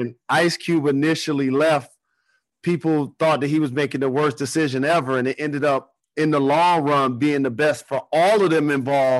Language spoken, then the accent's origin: English; Detroit, Michigan, United States; I'm from Detroit